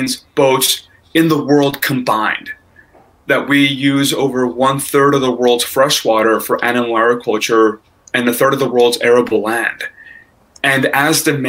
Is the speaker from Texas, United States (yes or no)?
yes; Texas, United States; now in Silicon Valley, United States; By heritage, I'm Mexican and I'm Texan. And so I grew up eating 2x for breakfast every morning